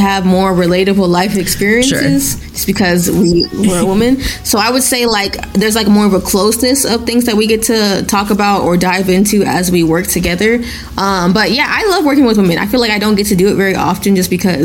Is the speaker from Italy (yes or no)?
no; Nigeria; first language Yoruba; English is a second language; moved away; I'm Nigerian. I was literally born in Nigeria.